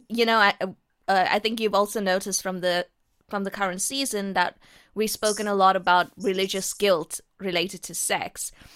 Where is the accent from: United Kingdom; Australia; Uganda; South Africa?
South Africa; I am born and brought up in South Africa